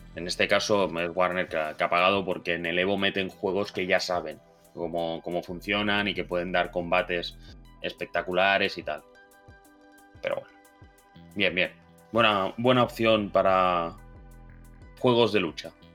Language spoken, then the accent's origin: Spanish; Catalonia, Spain; como catalán que soy